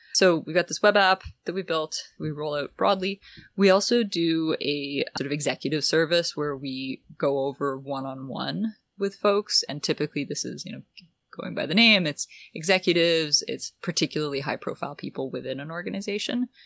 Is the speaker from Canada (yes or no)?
yes; Ottawa, Ontario, Canada; also born or lived in San Francisco; I grew up in Ottawa